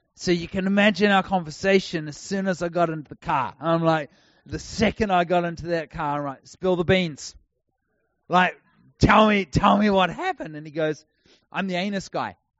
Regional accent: New Zealand; now in Texas, United States; I'm a New Zealander. If you haven't worked out, I don't speak like an American

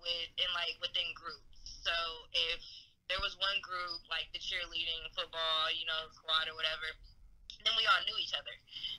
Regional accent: San Francisco, California, United States; also born or lived in East Bay; I'm originally from San Francisco, California.

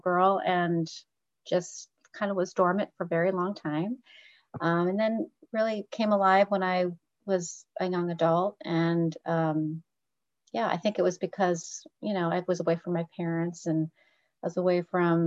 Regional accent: Muncie, Indiana, United States; moved away; I grew up in Muncie, Indiana

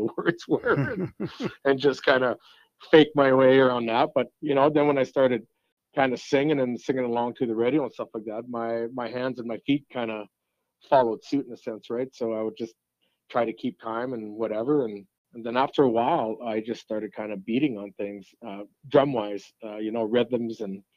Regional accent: Peace River, Alberta, Canada; accent: French; also born or lived in McLennan, Alberta; Moved to Peace River when I was 10 in 1979. So I just aged myself. And so going from McLennan to Peace River

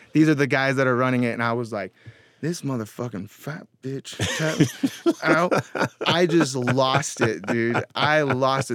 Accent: Mill Creek, Washington, United States; I grew up in Washington State.

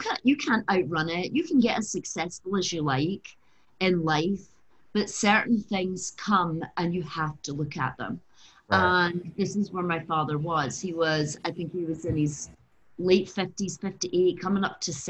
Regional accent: Glasgow, Scotland, United Kingdom; moved away as an adult; also born or lived in London; now in Los Angeles, United States; I was brought up in Glasgow in a working class family

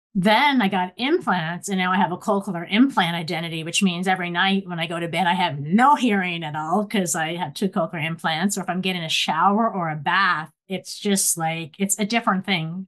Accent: Nova Scotia, Canada; moved away as an adult; also born or lived in Ontario; when I came to Western University, Ontario, I was from Nova Scotia

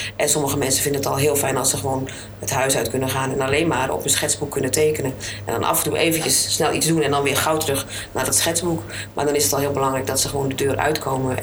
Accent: Alkmaar, North Holland, Netherlands; born or raised there

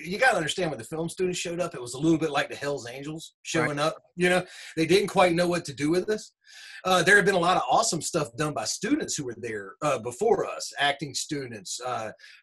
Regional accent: Winston-Salem, North Carolina, United States; also born or lived in Newport News, Virginia / Rural Hall, North Carolina; Where I'm from actually is Winston. And I wasn't born here. I was born in Newport News, Virginia.

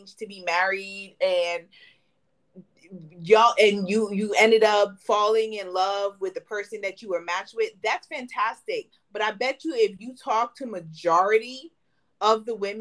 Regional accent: United States; I'm an American

